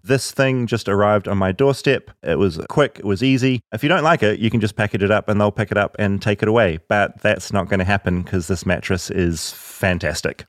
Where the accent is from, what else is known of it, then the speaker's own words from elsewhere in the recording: New Zealand; moved away; as a New Zealander